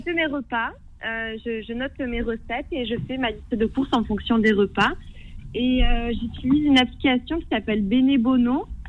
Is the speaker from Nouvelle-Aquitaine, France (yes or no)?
no; Toulouse, Occitania, France; je suis de Toulouse